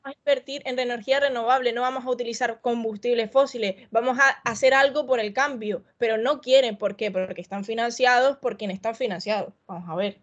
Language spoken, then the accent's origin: Spanish; Canary Islands, Spain; yo en mi tierra de Canarias, de donde soy